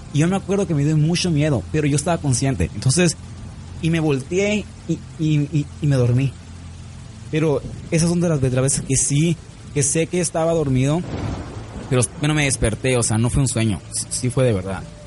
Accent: San Luis Río Colorado, Sonora, Mexico; also born or lived in Nogales, Sonora; yo no soy de Nogales, ¿eh? Pero ahí vivía. Yo nací en San Luis Río Colorado, Sonora. Pero yo vivía en Nogales.

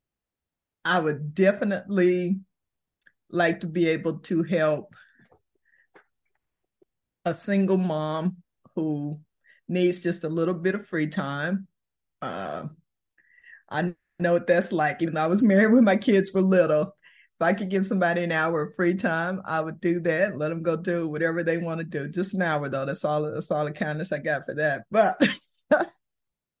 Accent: Fort Worth, Texas, United States; also born or lived in Houston, Texas / Austin, Texas / Minnesota; Born in Houston, raised in Fort Worth. I'm a native Texan

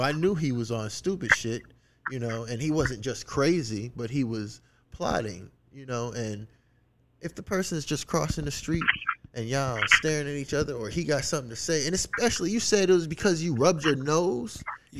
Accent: the South, United States; like, I'm from the South.

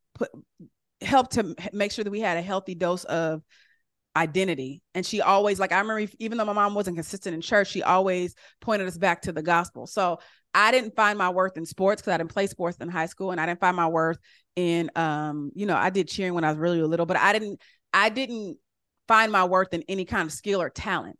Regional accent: California, United States; I'm from California, and I remember when I was little, we used to go to Doctor Price's church

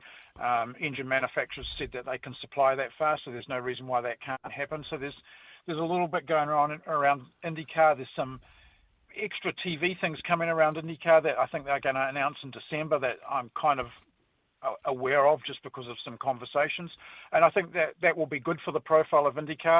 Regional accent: New Zealand

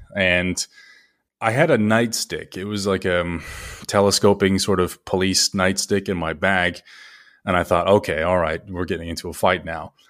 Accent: Las Vegas, Nevada, United States; moved away as an adult; also born or lived in China / Vietnam / England; I had worked in Las Vegas, my hometown, up until I was about twenty-five

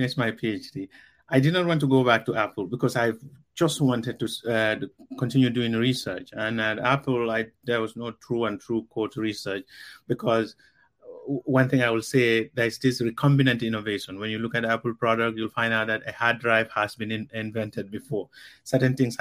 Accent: Gambia; first language Mandinka; English is a second language; moved away; also born or lived in California; I was brought up in the Gambia. I was speaking Mandinka. My English was not that great, and it's still not that great.

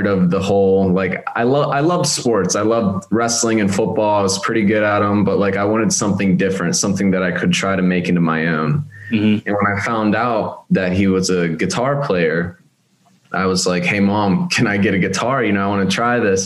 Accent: Westmoreland County, Pennsylvania, United States; also born or lived in North Carolina; I grew up in Westmoreland County. I was born here

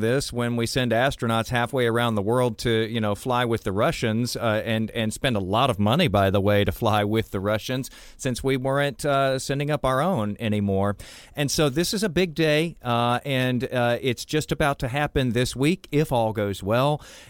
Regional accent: Houston, Texas, United States; also born or lived in Florida; I'm from Houston.

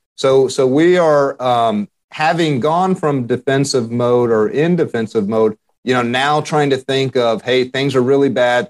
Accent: Central Texas, United States; I grew up in Central Texas

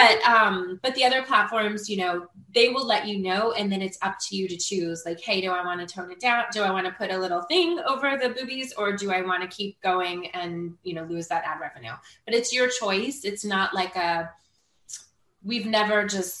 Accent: Marin County, California, United States; now in Florida, United States; I'm from Marin County

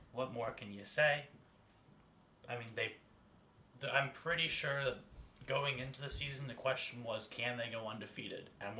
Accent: Pennsylvania, United States; we're from Pennsylvania

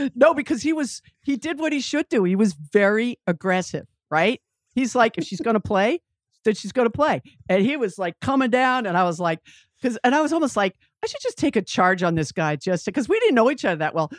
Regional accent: Westwood, Massachusetts, United States; I grew up in Westwood, Massachusetts

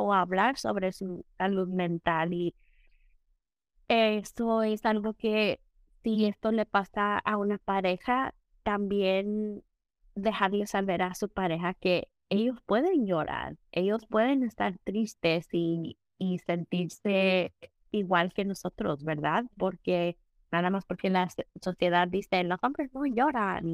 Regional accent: Mexico; nosotros somos mexicanos

